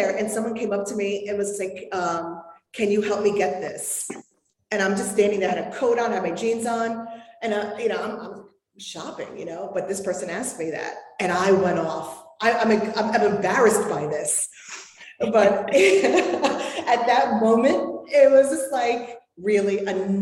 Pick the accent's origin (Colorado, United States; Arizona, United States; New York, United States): New York, United States; I'm from New York.